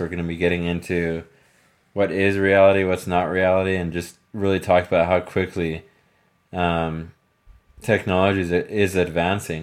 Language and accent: English; Texas, United States; moved away; I wouldn't say born and raised in Texas, but being from Texas and living in Texas on and off throughout my life